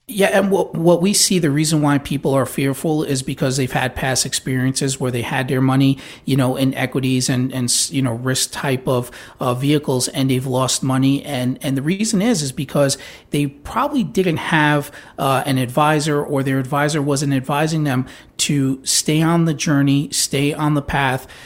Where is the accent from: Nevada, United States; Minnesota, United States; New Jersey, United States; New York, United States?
New York, United States; now in Florida, United States; I grew up in New York